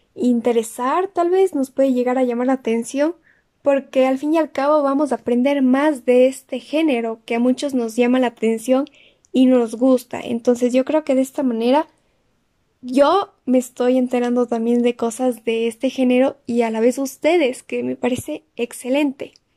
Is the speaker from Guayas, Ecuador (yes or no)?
no; Cuenca, Azuay, Ecuador; soy de Ecuador, de la ciudad de Cuenca